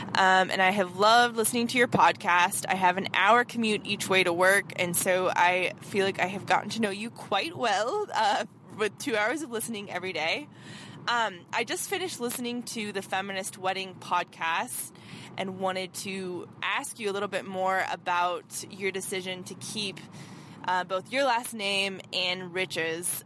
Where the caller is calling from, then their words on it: Nebraska, United States; I'm calling from Nebraska.